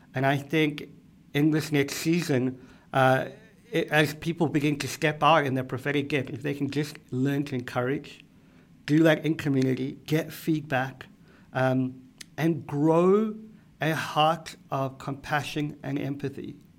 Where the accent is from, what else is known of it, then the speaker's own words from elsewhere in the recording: South Africa; moved away as an adult; now in Boston, United States; I am from South Africa.